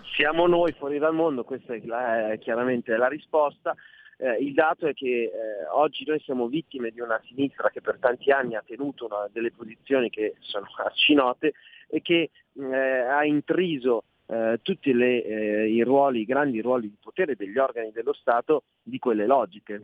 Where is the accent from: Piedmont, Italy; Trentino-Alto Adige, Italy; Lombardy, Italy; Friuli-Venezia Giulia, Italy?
Lombardy, Italy; Milan; da milanesi